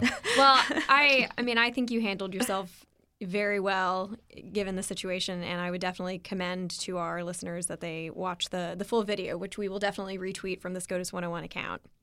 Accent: Louisville, Kentucky, United States; Louisville, which is my hometown

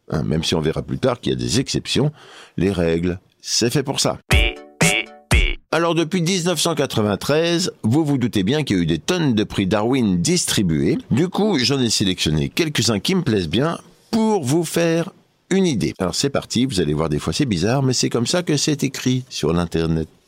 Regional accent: Auvergne-Rhône-Alpes, France; l'autre jour, j'étais chez moi dans mon bled en Auvergne

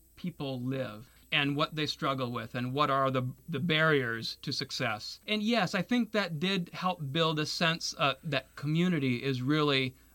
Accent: Taiwan; My parents went to Taiwan after the Communist Revolution. So that's why I was born and raised in Taiwan.

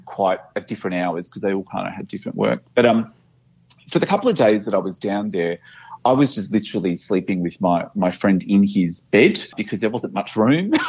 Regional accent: Brisbane, Queensland, Australia; now in Melbourne, Australia; I live in Melbourne and I, am permanently based here, and I, I love Melbourne. Um, but I, I grew up in Brisbane

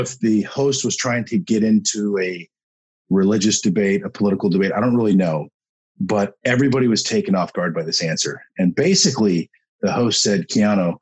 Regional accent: Woodinville, Washington, United States; the house that we grew up in Woodinville, Washington.

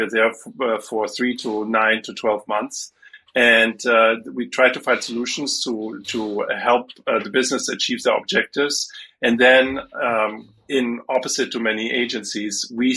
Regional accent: Germany; English is a second language; moved away as an adult; also born or lived in Los Angeles, United States; now in Amsterdam, Netherlands; So I grew up in Germany

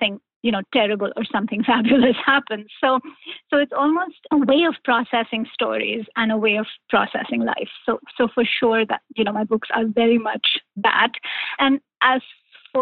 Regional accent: India; moved away; I grew up in India. I moved here many, many, many years ago, but I grew up in India

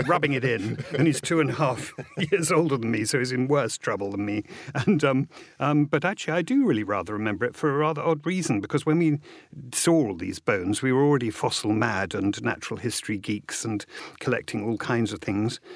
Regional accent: Hastings, South East England, United Kingdom; my mother flew back and I was born in Hastings.

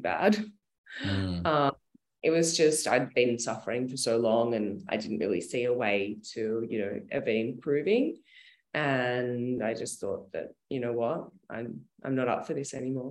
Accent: Sale, Victoria, Australia; I grew up in a very small country town called Sale, in a place, in a region called Gippsland, about 2.5 hours out of Melbourne

